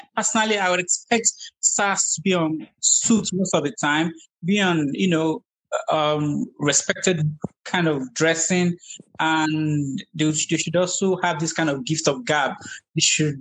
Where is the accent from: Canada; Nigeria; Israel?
Nigeria; growing up in Nigeria